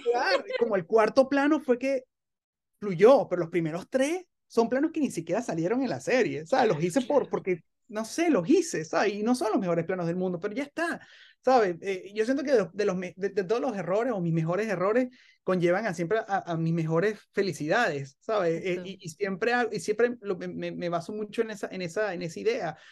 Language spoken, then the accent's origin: Spanish; Venezuela; uno como venezolano